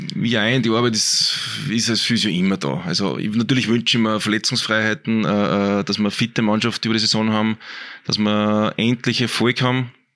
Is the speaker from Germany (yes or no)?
no; Altheim, Upper Austria, Austria; also born or lived in Braunau am Inn; now in Linz, Austria; Ich bin ja eigentlich vom Land, bin aus dem Innviertel, aus Altheim, ist mein mhm. Elternhaus, geboren in Brauner damals und bin mit 14 Jahren eben wegen Leistungssport nach Linz gezogen